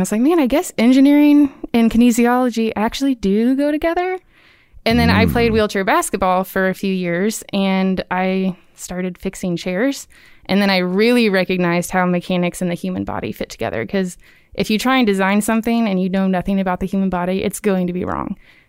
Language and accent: English; Birmingham, Alabama, United States; now in Auburn, United States; I'm from Birmingham.